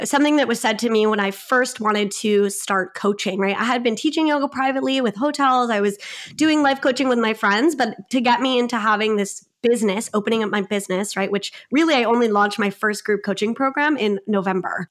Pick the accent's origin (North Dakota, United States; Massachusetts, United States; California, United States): California, United States; Long Beach; I am from Long Beach, California, so pretty much on the border of L A and Orange County. So, I grew up in L A, still here, love this city